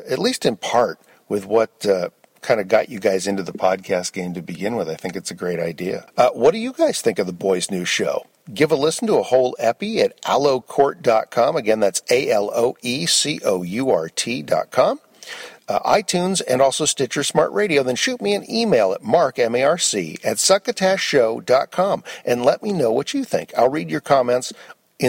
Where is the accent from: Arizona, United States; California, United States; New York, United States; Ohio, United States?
California, United States; Mill Valley; also born or lived in Los Angeles; my hometown of Mill Valley